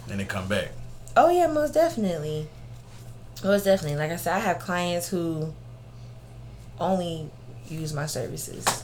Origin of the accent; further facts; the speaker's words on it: the South, United States; Cause growing up in the South, you know, you always gonna have the same stuff over and over and over.